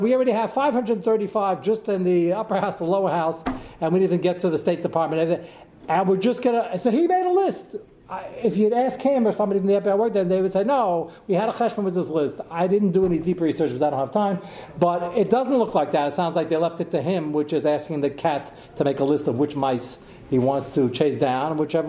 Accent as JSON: {"language": "English", "region": "Pennsylvania", "country": "United States", "said": "Yeah, they were some from New Jersey, I'm from Pennsylvania."}